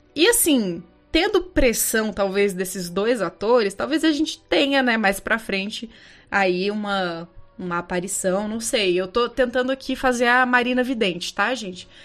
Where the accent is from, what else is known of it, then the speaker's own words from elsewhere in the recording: Brazil; a gente é brasileiro